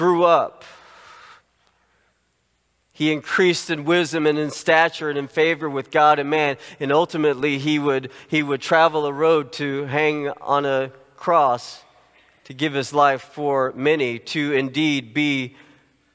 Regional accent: Little Rock, Arkansas, United States; When I was a kid, I grew up in Little Rock, Arkansas.

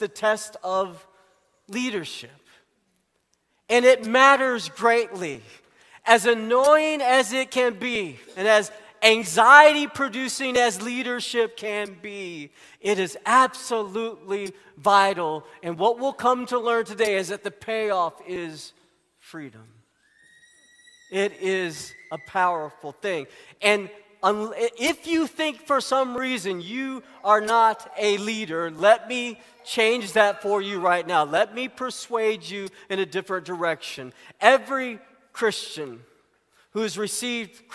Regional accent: Arkansas, United States; I grew up in Arkansas

